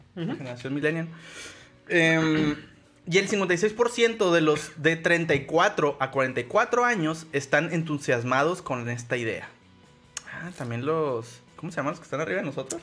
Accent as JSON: {"language": "Spanish", "town": "Ciudad Juárez", "region": "Chihuahua", "country": "Mexico", "tie": "born or raised there", "said": "no soy de Juárez, pero viví toda mi infancia ahí"}